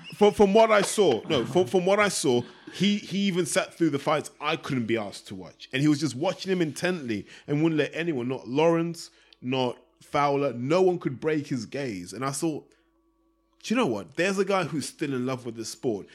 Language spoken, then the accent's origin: English; Zimbabwe; now in London, United Kingdom; I grew up in Zimbabwe